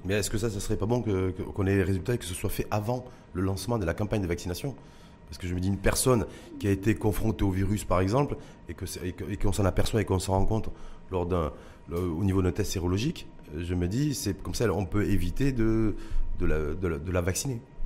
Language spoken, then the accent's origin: French; Morocco; chez nous, au Maroc